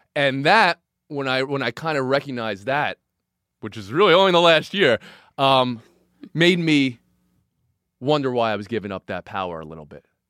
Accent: New York, United States; also born or lived in New Jersey; I grew up in New York and New Jersey

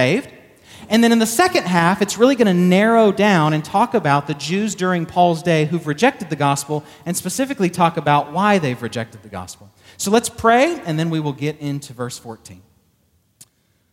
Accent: Texas, United States; I'm from Texas

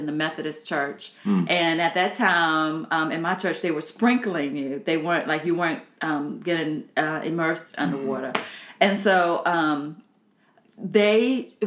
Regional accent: Southern Virginia, United States; I'm from Southern Virginia

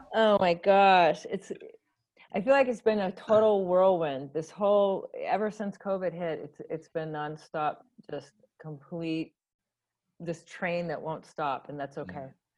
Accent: Hawaii, United States; I grew up in Hawaii

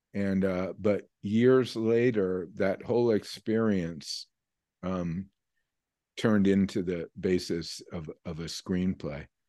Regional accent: New York, United States; moved away as an adult; also born or lived in California / Vermont; New York, I grew up in New York, and, um, though I lived out in California for, eh, about twenty years

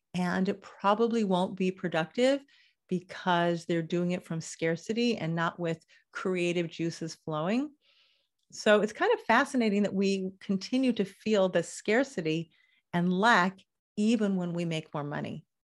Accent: Los Angeles, California, United States; now in Israel; I grew up in Los Angeles

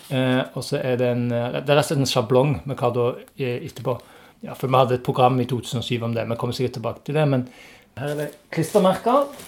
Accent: Stavanger, Rogaland, Norway; jeg er jo òg fra Stavanger

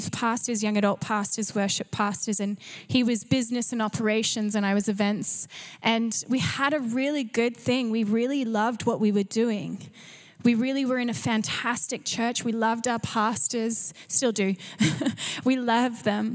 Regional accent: Canberra, Australian Capital Territory, Australia; moved away as an adult; also born or lived in Gold Coast, Australia; now in North Vancouver, Canada; I grew up in Canberra, which is public servant, so working for the government.

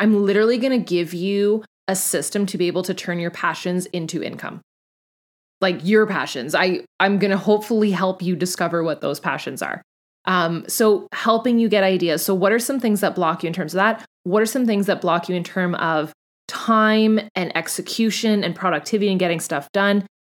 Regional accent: Canada; I'm Canadian

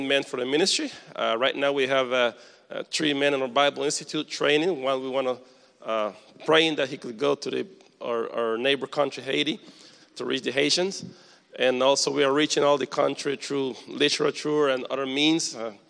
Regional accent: Costa Rica; moved away as an adult; also born or lived in Dominican Republic; I'm originally from Costa Rica

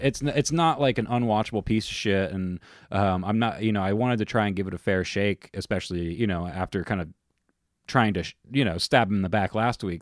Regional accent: United States; being an American used to Disney

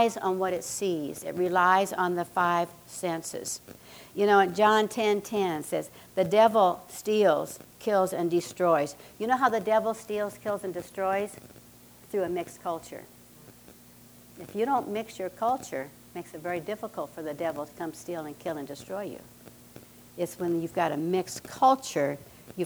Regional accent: Nebraska, United States; I grew up in Nebraska. I'm a Cornhusker

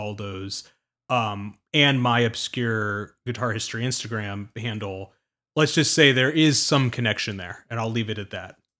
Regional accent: suburbs of Washington, D.C., District of Columbia, United States; I grew up in the East Coast in the suburbs of D C

